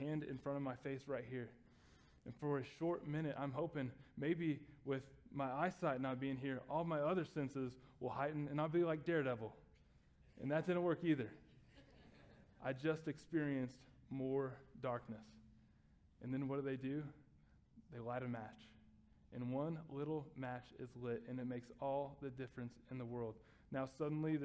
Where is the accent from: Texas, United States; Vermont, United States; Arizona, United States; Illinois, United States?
Texas, United States; I grew up in Texas